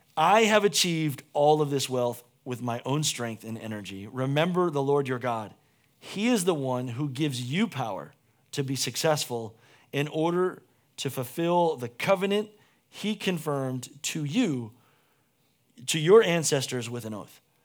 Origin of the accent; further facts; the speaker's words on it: United States; as an American